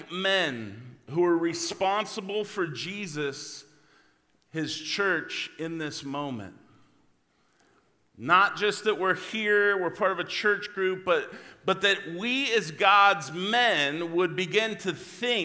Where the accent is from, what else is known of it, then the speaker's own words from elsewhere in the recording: La Grande, Oregon, United States; moved away; I was from La Grande